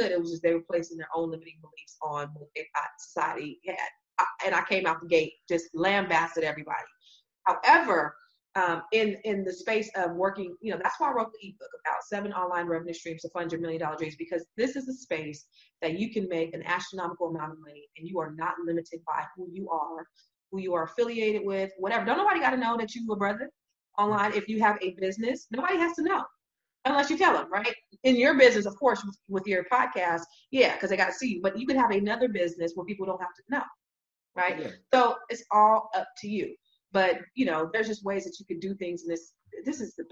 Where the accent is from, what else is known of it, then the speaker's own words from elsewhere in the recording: San Jose, California, United States; the Silicon Valley, my hometown, San Jose, California